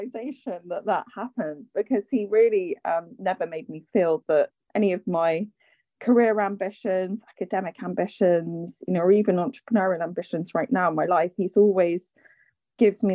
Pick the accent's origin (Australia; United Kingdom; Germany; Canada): United Kingdom; London; I grew up in London. Both my parents are Irish